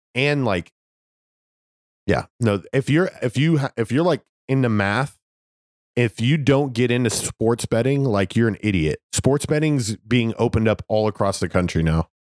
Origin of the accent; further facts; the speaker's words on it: Las Vegas, Nevada, United States; I'm from Las Vegas